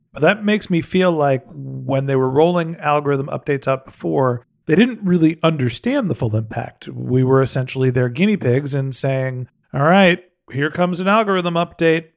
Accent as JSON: {"language": "English", "town": "San Francisco", "region": "California", "country": "United States", "tie": "born or raised there", "said": "I'm from San Francisco"}